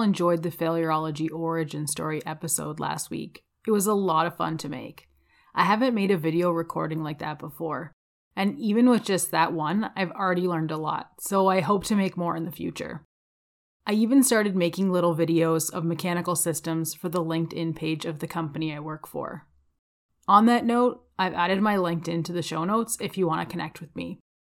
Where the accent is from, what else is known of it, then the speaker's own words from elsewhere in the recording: Windsor, Ontario, Canada; now in Calgary, Canada; I grew up outside of Windsor, Ontario